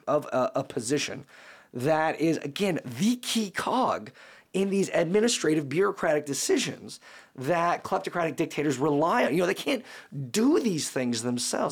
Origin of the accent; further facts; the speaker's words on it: United States; I'm an American